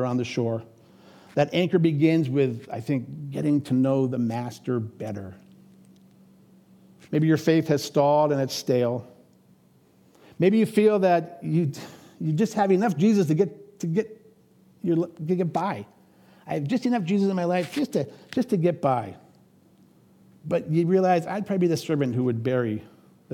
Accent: Erie, Pennsylvania, United States; moved away as an adult; now in Minnesota, United States; I grew up in Pennsylvania on Lake Erie

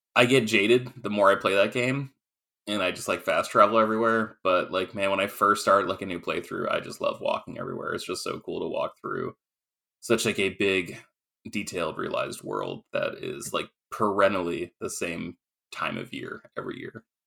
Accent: Maine, United States; I grew up in Maine

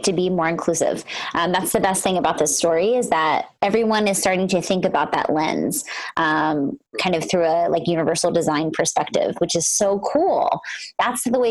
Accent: Philadelphia, Pennsylvania, United States; moved away; Philly's my hometown

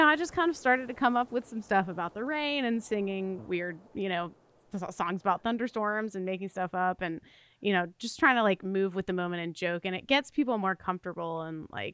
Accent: the South, United States; I am from the South

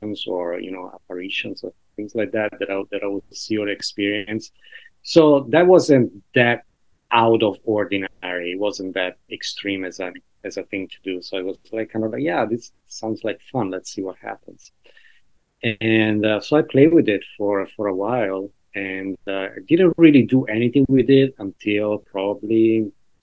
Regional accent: Italy; now in New York, United States; I'm from Italy.

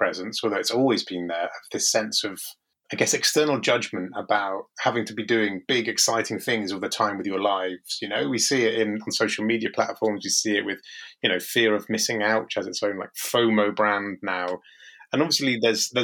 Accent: Marlow, South East England, United Kingdom; moved away; also born or lived in Kent / Shropshire; growing up in Buckinghamshire

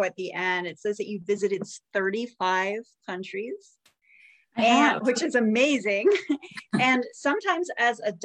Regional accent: Avon, Connecticut, United States; we grew up in the same town. We grew up in Avon, Connecticut.

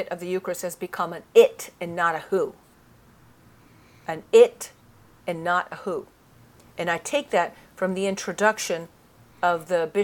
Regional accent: Italy; now in United States; Italy, where I grew up

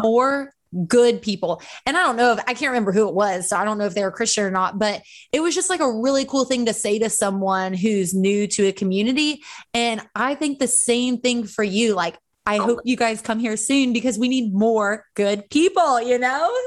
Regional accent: Central Florida, United States; I grew up in Central Florida

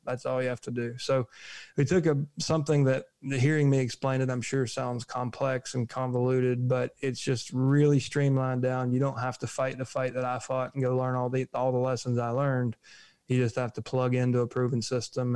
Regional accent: United States; We're American.

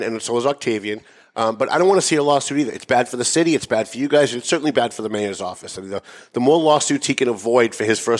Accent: Lawrence, Massachusetts, United States; I grew up in Lawrence. It was my hometown for 40 years.

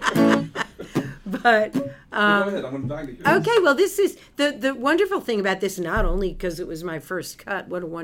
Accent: New York City, New York, United States; moved away as an adult; I moved here from New York City, which is where I was born and raised

